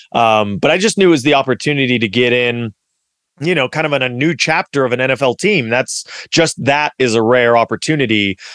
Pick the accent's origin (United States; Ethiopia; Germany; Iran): United States; Los Angeles, California; also born or lived in Culver City / South Bay / Big Bear; I grew up in Los Angeles. I grew up proud of sort of my hometown of Los Angeles. I, you know, born in Culver City and lived in the South Bay. Then we moved to Big Bear, then back to the South Bay